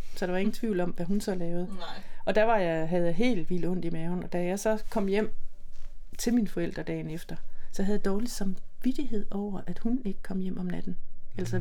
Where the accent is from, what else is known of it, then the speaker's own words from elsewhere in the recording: Silkeborg, Central Denmark Region, Denmark; I Silkeborg, i øh, Midtjylland